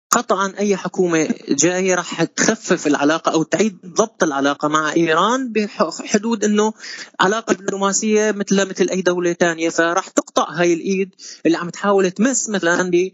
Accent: Syria; عندنا بسوريا

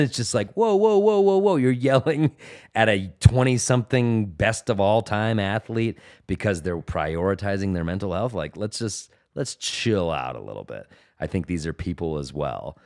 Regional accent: Denver, Colorado, United States; I'm from Denver

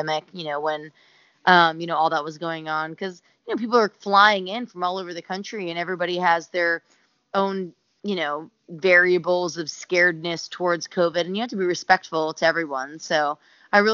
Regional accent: Tampa, Florida, United States; moved away; I'm born and raised in Tampa, Florida, which my parents still live

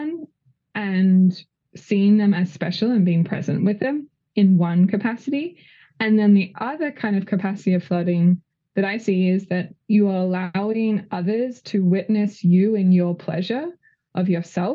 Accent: Australia; moved away as an adult; also born or lived in California; now in Los Angeles, United States; I'm Australian, but came to California to do a training in sex education, I think nearly 8 years ago

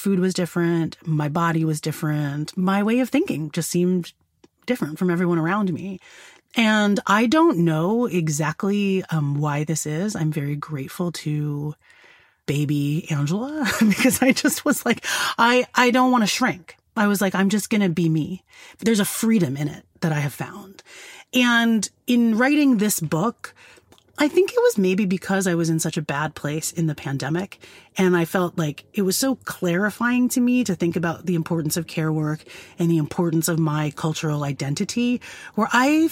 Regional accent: United States; I've spent my whole life growing up in America

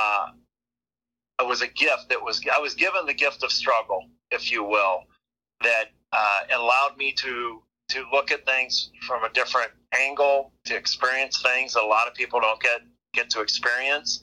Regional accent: a farm an hour north of Omaha, Nebraska, United States; also born or lived in Ohio; I grew up an hour north of here on a farm

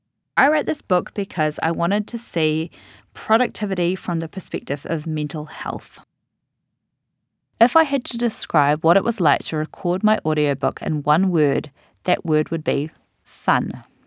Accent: New Zealand; now in United States; I've lived in the US since 2013, but I'm from New Zealand, so I have a pretty mixed up way of pronouncing a lot of things

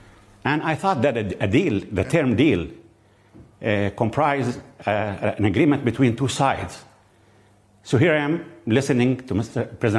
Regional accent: Jericho, West Bank, Palestine; The point is, I'm sitting in Jericho, 2 kilometers from the Jordan River. From my hometown, Jericho, and the Jordan River to the Mediterranean, I, the Christian and Muslim Palestinian

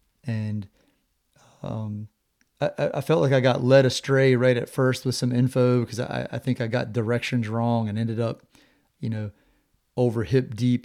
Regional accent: Virginia, United States; I grew up in Virginia, kind of out in the middle of nowhere, little tiny town.

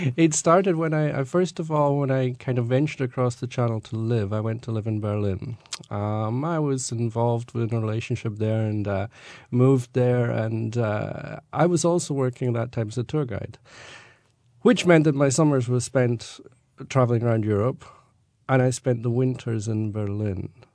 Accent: Scotland, United Kingdom; moved away; when I grew up, you know, we were brought up as being Scottish

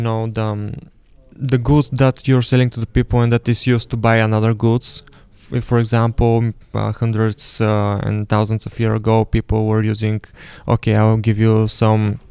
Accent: Burgas, Burgas Province, Bulgaria; moved away; I'm from Burgas, and it is an awesome place

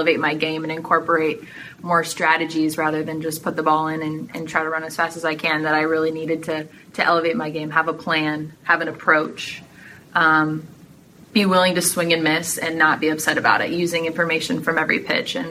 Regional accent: Mountain View, California, United States; moved away as an adult; also born or lived in Toronto, Canada; now in Amherst, United States; My family moved to California in 2000 when I was 8

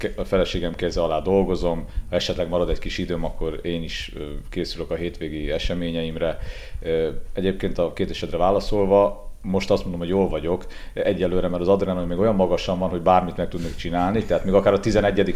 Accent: Transylvania, Romania; now in Hungary; én erdélyi születésű vagyok

